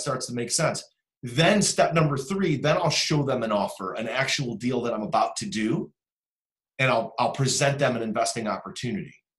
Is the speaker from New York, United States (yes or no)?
no; Cleveland, Ohio, United States; I'm from Cleveland